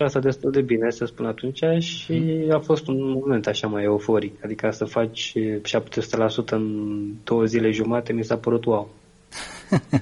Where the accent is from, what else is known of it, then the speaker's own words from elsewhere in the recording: Romania; eu sunt român